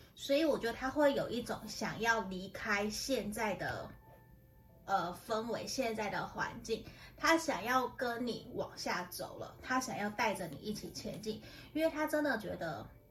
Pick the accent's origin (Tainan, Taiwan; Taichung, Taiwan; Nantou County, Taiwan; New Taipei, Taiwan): Tainan, Taiwan; now in Taoyuan, Taiwan; 其实有些人知道我是台南的，那不过我搬回 ，我搬到桃园北部其实十几年了